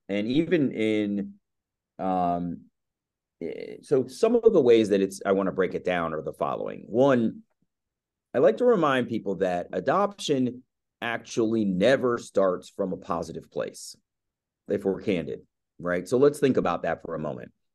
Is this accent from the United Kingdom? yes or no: no; Columbia, Maryland, United States; also born or lived in Baltimore, Maryland; I was born in Baltimore, raised in Columbia, Maryland